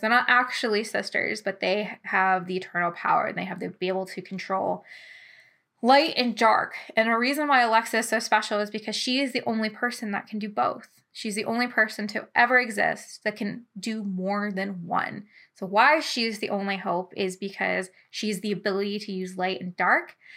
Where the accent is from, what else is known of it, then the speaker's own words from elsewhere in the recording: London, Ontario, Canada; I'm from London, Ontario.